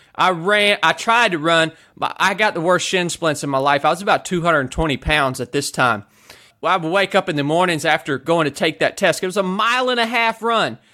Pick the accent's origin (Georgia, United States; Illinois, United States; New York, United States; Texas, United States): Georgia, United States; North; I showed back up to my hometown here in North Georgia